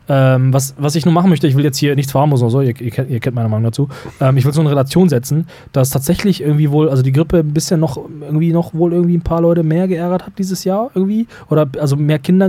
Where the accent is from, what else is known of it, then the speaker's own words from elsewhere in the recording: North Rhine-Westphalia, Germany; bei uns im Niederrhein